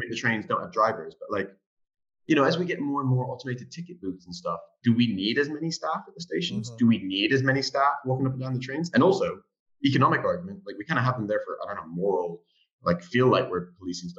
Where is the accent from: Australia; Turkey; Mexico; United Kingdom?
United Kingdom; London; as a Londoner